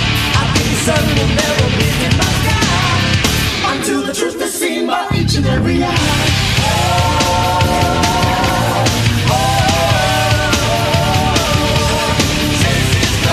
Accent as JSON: {"language": "English", "town": "Dallas", "region": "Texas", "country": "United States", "said": "we're from Dallas"}